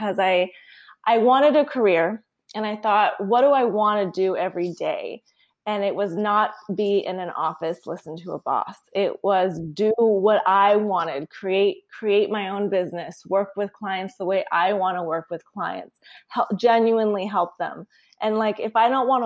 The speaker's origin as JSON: {"language": "English", "town": "Long Beach", "region": "California", "country": "United States", "also_born_or_lived": "Tucson, Arizona", "moved": "as an adult", "lives_now": "San Francisco, United States", "said": "I'm from Southern California"}